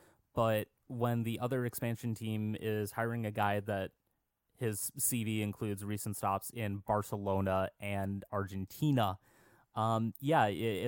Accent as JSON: {"language": "English", "region": "Minnesota", "country": "United States", "said": "as a Minnesotan"}